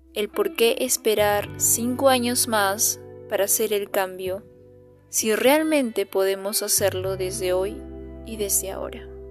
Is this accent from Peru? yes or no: yes; Peru; ciudadana peruana